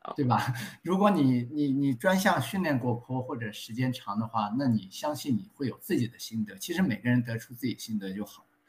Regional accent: Zhoushan, Zhejiang, China; now in Sydney, Australia; 我，我是舟山人

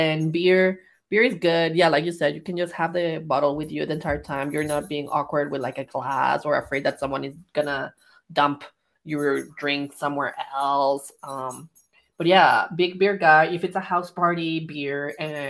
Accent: Mexico; moved away; growing up in Mexico

